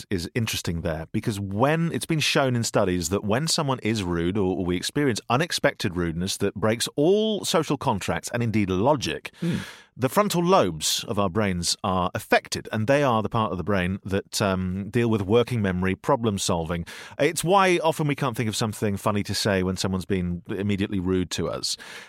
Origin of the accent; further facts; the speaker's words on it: United Kingdom; Now, we're British, and that is what you do.